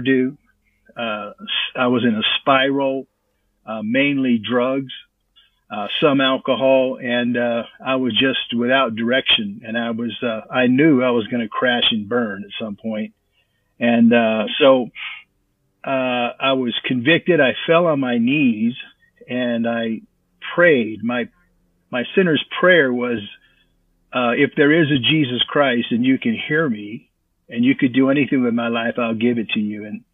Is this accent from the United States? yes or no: yes; Stockton, California, United States; first language English; moved away; I was born in Stockton, California